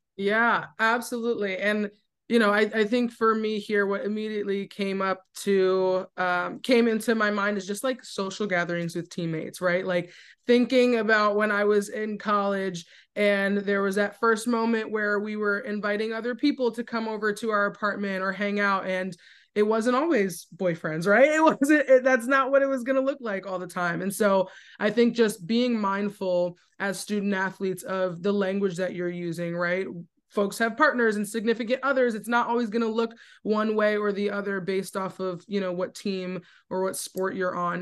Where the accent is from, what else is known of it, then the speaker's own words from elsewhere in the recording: New Jersey, United States; moved away as an adult; now in Richmond, United States; I'm from Jersey. I've moved to Richmond, completely new environment